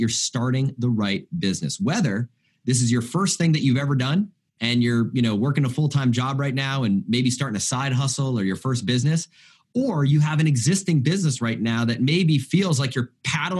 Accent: United States; as an American

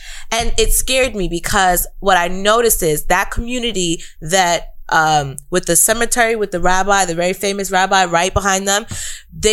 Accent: New York, United States; growing up in New York

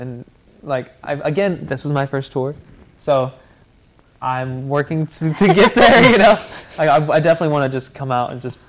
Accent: Nashville, Tennessee, United States; coming from the South, you know, all because I grew up here in Nashville

